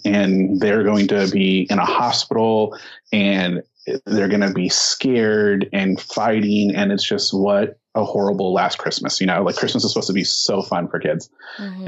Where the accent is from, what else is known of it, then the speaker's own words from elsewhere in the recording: Azusa, California, United States; also born or lived in Inland Empire, California; now in San Dimas, United States; I uh, am born and raised Southern California in this area. I grew up in Azusa, so just down the road here.